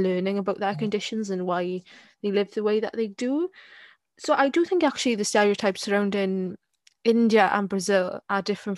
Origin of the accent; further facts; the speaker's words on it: Wales, United Kingdom; I'm Welsh and I don't have a sheep in my garden